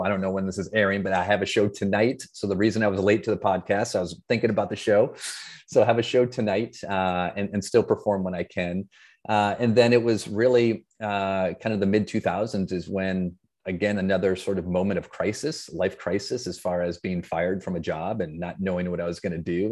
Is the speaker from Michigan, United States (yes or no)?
yes; Flint, Michigan, United States; I grew up in Flint, Michigan